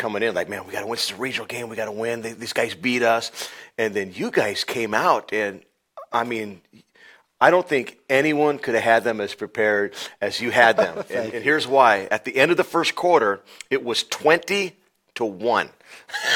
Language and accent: English; Arizona, United States; also born or lived in Ohio; now in Peoria, United States; I'm originally from Arizona